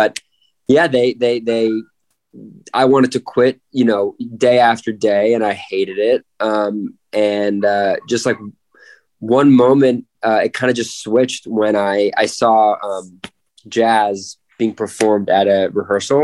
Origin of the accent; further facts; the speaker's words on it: Santa Monica, California, United States; I was born in LA, Santa Monica